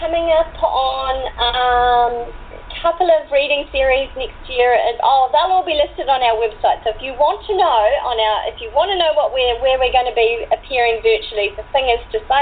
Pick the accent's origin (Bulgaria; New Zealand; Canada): New Zealand; I'm a New Zealander